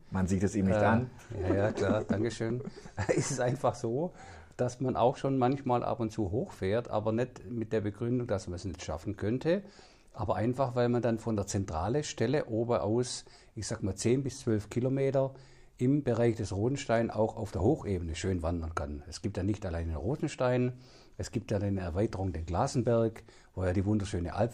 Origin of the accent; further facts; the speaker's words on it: Lindach, Baden-Württemberg, Germany; born there; now in Heubach, Germany; ich wohne jetzt seit, glaube ich, 26 Jahren in Heubach, bin extra dorthin gezogen, weil ich war ursprünglich aus Lindach